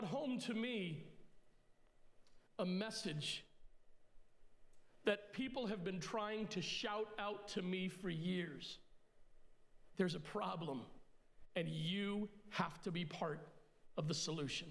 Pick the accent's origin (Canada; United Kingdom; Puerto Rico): Puerto Rico; I was born in Puerto Rico, so I'm Puerto Rican by birth, but I'm English by descent